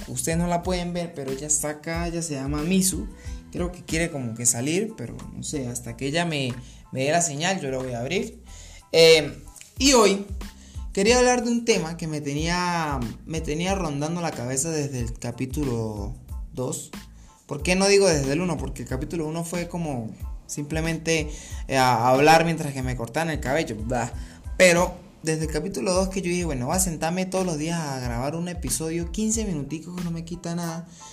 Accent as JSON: {"language": "Spanish", "country": "Colombia", "also_born_or_lived": "Bogotá", "said": "yo soy colombiano"}